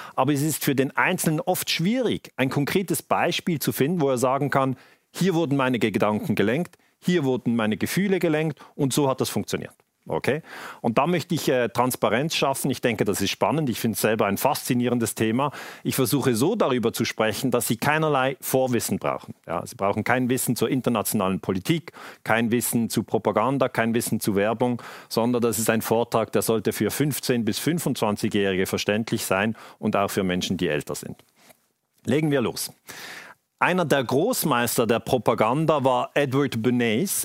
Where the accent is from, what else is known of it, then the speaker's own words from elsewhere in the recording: Switzerland; Bei uns in der Schweiz